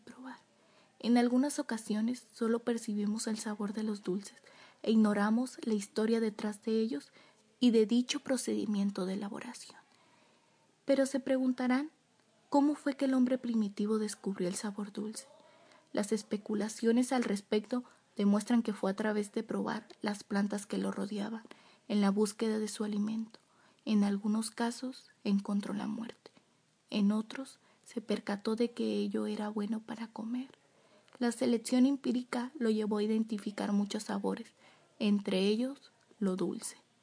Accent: Mexico; nos representa a todos como mexicano

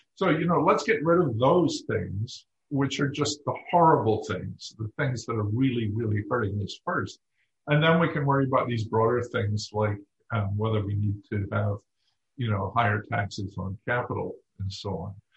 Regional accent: United Kingdom; moved away; I grew up in Britain at a time when unions were not widely liked

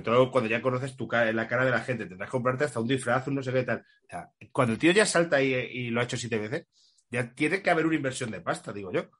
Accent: Community of Madrid, Spain; para la gente que somos de Madrid

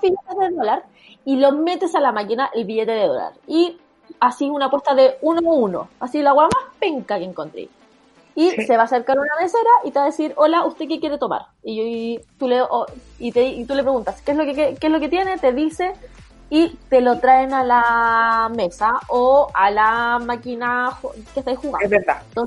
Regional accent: Chile; yo con mi amiga, las dos chilenas

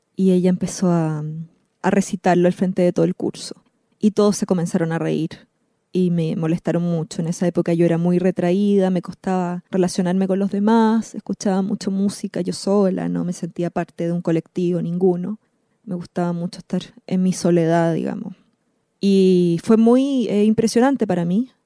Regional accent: Santiago, Santiago Metropolitan Region, Chile; moved away as an adult; now in Buenos Aires, Argentina; yo soy chilena, vivo vivía en Santiago, eh, ahora vivo en Buenos Aires

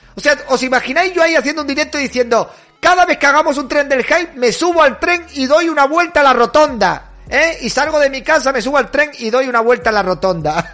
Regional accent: León, Castile and León, Spain; yo soy de León, eso es el sur para mí

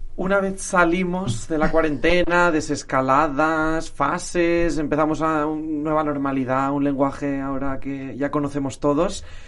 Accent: Valencian Community, Spain; yo soy valenciano

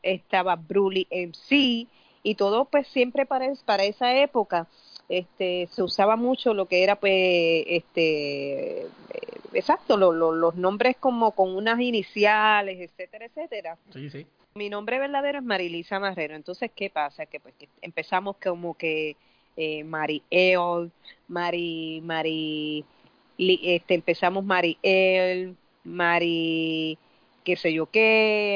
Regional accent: San Juan, Puerto Rico; Yo soy de Puerta de Tierra, eh, me crié ahí, crecí ahí, este, y todavía pues soy de ahí, nunca me he ido básicamente

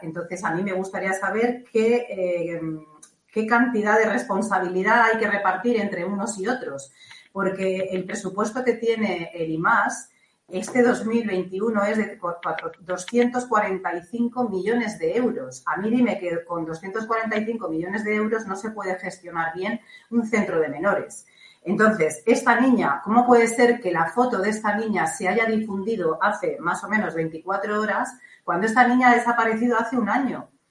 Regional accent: Catalonia, Spain; now in Balearic Islands, Spain; mi tierra natal, que yo soy catalana

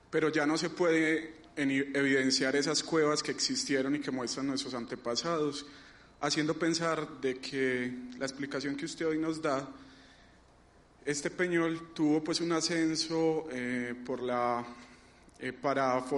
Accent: Entrerríos, Antioquia, Colombia; Soy del municipio de Entre Ríos

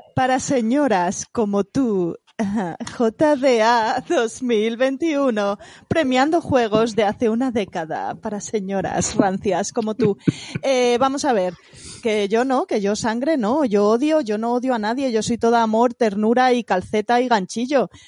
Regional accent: Madrid, Community of Madrid, Spain; Yo es que soy de Madrid, ¿sabes? No soy de provincias

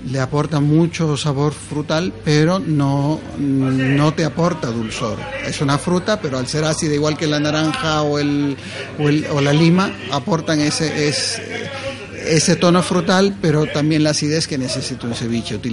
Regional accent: Ecuador; now in Madrid, Spain; Nosotros somos ecuatorianos, pero ya vivimos muchísimo tiempo acá en Madrid.

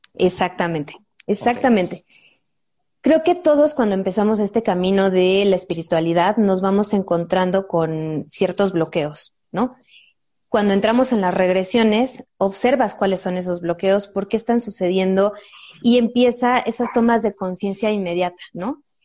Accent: Mexico; nuestros antepasados como mexicanos

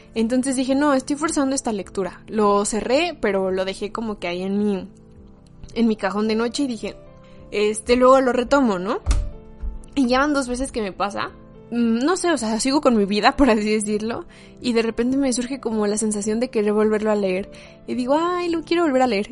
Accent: Mexico; como mexicanos

